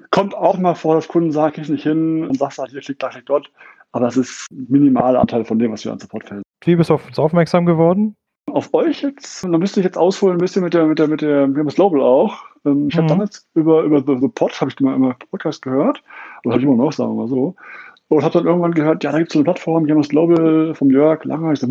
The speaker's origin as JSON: {"language": "German", "town": "Essen", "region": "North Rhine-Westphalia", "country": "Germany", "tie": "born there", "lives_now": "Munich, Germany", "said": "Ich bin aus Essen gebürtig und lebe jetzt seit 12, fast 13 Jahren um das schöne München herum."}